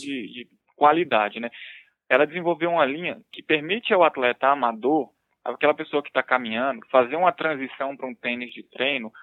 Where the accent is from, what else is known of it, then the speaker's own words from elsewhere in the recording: Brasília, Federal District, Brazil; also born or lived in Pernambuco; Então, sou de Brasília, né? moro aqui há, desde que eu nasci, vamos dizer assim. Sou pernambucano na realidade, mas sou radicado aqui em Brasília. Só nasci lá e vim para cá